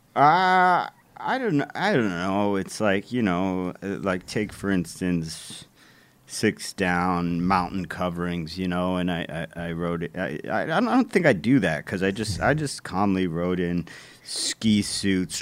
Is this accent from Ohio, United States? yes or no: yes; Cleveland, Ohio, United States; my hometown